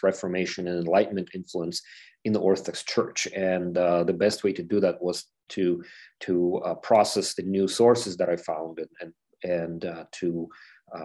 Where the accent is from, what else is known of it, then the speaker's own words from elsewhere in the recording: Ukraine; moved away; I'm from Ukraine